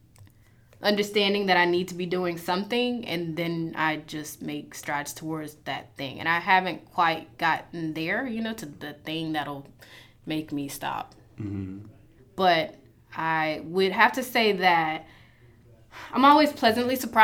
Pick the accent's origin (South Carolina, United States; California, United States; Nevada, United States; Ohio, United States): South Carolina, United States; Lexington County; also born or lived in Gaston, South Carolina / Savannah, Georgia; now in Columbia, United States; I grew up in Lexington County